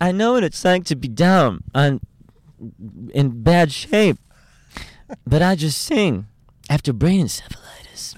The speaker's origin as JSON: {"language": "English", "town": "Chicago", "region": "Illinois", "country": "United States", "said": "all around Chicago, where I'm from Chicago"}